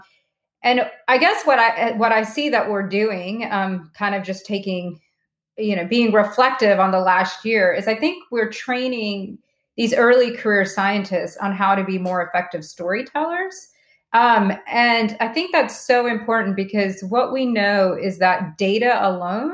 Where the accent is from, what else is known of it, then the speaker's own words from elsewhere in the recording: small town North Carolina, United States; We grew up in small town North Carolina